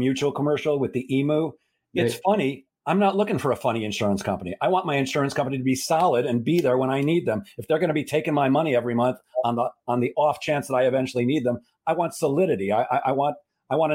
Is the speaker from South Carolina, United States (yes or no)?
no; Chicago, Illinois, United States; I grew up in Chicago